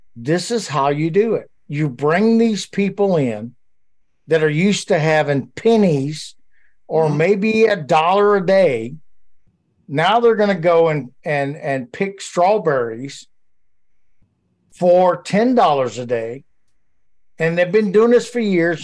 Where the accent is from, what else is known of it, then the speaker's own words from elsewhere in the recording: Louisiana, United States; also born or lived in Georgia; So I grew up my whole life, other than the Marine Corps, in Louisiana